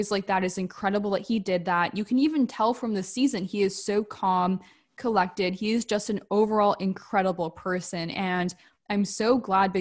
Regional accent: Canada; we're from Canada

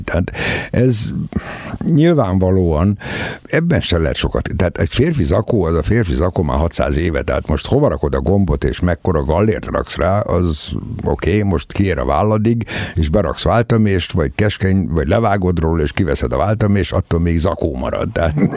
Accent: Debrecen, Hajdú-Bihar, Hungary; átmentek Debrecenbe, és hát én ott születtem.

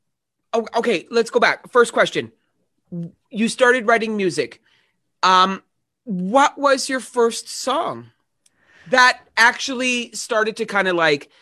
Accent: Edmonton, Alberta, Canada; I am from the Edmonton area

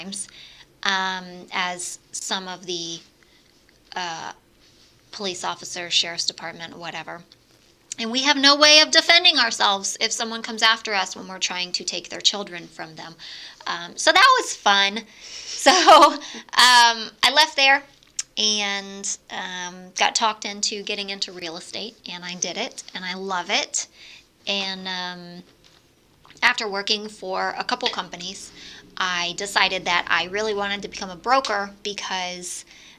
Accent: Brooksville, Florida, United States; also born or lived in Tampa, Florida / Gainesville, Florida; I grew up in Brooksville, born in Tampa, Florida.

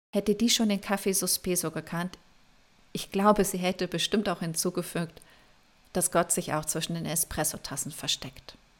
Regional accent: Germany; bei uns in Deutschland

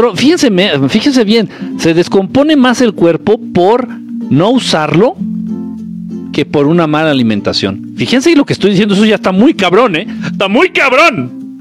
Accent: Mexico City, Mexico; Soy chilango y aprendí a bailar en Tepito

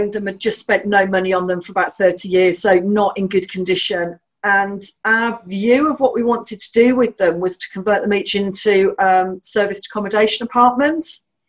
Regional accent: Birmingham, West Midlands, United Kingdom; In Birmingham.

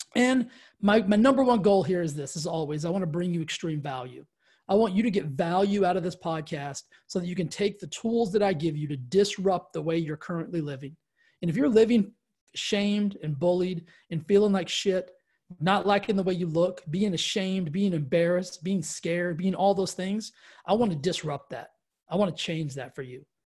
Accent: West Texas, United States; I grew up in Texas, West Texas

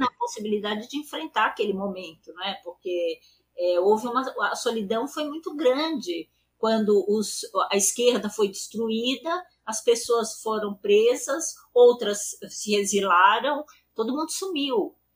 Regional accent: São Paulo, Brazil; eu nasci em São Paulo, né? Eu nasci no bairro uhum. do Paraíso e eu nasci em 48 e eu fiz escola pública.

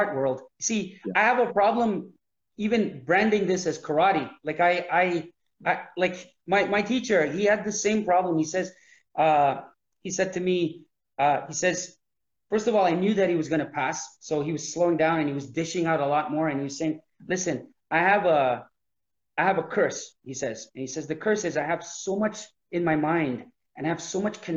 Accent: Canada; I'm Canadian.

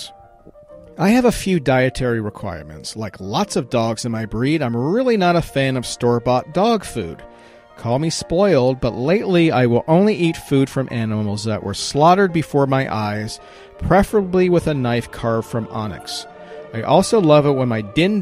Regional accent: Virginia, United States; Virginia, my home state

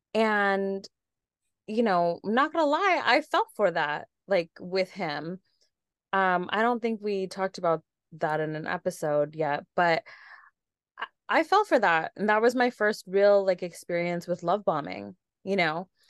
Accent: San Diego, California, United States; I'm from San Diego, born and raised

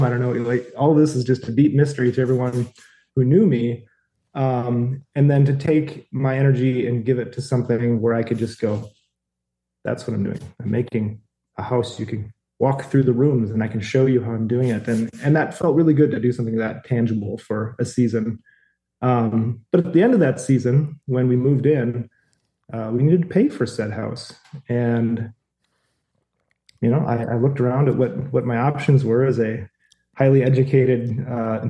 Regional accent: Fergus Falls, Minnesota, United States; moved away as an adult; We decided to move back to my hometown of Fergus Falls, Minnesota

